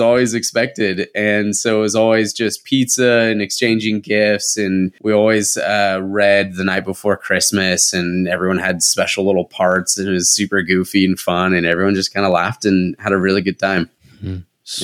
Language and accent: English; San Diego, California, United States; I grew up in San Diego, in like North County, San Diego